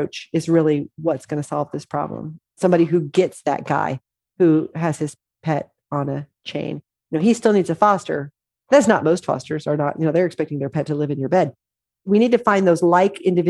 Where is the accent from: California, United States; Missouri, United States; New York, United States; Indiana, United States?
Missouri, United States; Southwest; moved away; I grew up in Southwest Missouri.